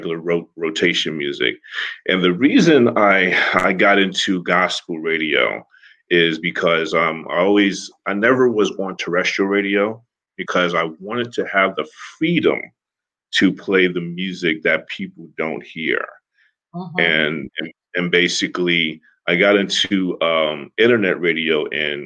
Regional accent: Newark, New Jersey, United States; now in Livermore, United States; I'm originally from Newark, New Jersey, now living in Livermore, California in the Bay Area

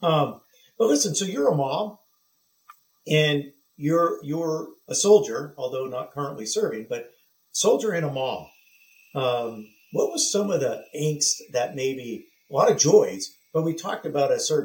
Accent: San Diego, California, United States; where I grew up in San Diego

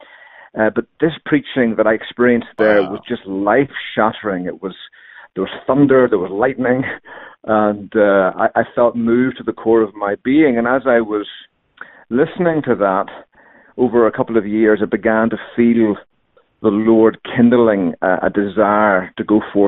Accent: Northern Ireland, United Kingdom; moved away as an adult; also born or lived in Jackson, Mississippi / Yazoo City, Mississippi / Savannah, Georgia; now in Greensboro, United States; I hail originally from Northern Ireland. I was born and raised there

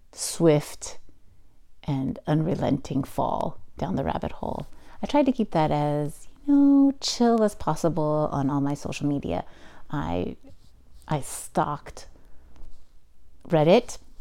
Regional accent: United States; I'm also Chinese American or Taiwanese, Chinese Taiwanese American and um, and being an American

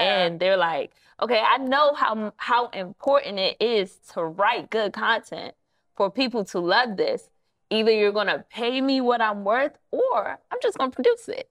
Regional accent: Prince George's County, Maryland, United States; also born or lived in Washington, D.C.; Maryland is where I actually grew up in, P G County, not too far from Washington, D C

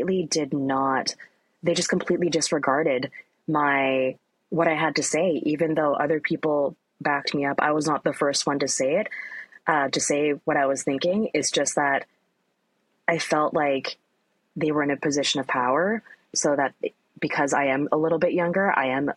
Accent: Richmond, British Columbia, Canada; I grew up in Richmond, it's an Asian enclave

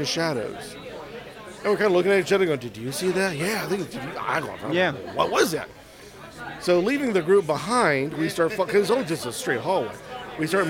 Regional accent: Pittsburgh, Pennsylvania, United States; now in Kansas City, United States; Originally from Pittsburgh, Pennsylvania, currently living in Kansas City, Kansas.

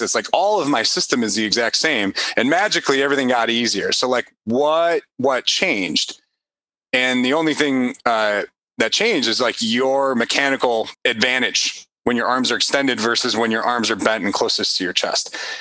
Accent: Chicago, Illinois, United States; I'm from Chicago

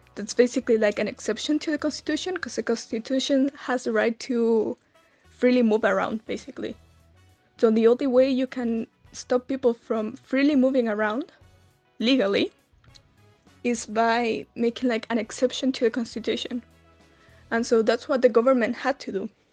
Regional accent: Santiago, Santiago Metropolitan Region, Chile; I'm from Santiago Chile in South America

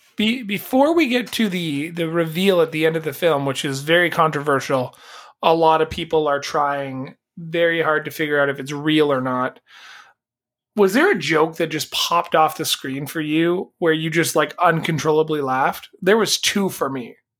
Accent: Canada; as a Canadian

